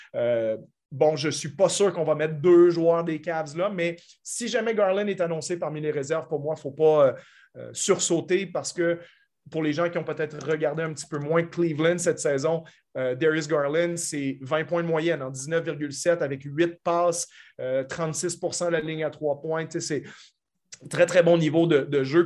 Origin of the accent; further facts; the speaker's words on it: Canada; en tant que Canadien moi-même